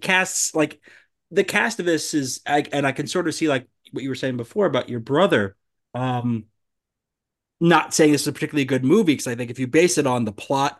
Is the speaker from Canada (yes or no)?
no; New York, United States; I grew up in New York